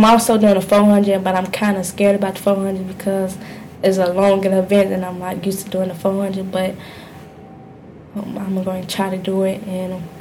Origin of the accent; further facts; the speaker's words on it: Illinois, United States; I'm from Illinois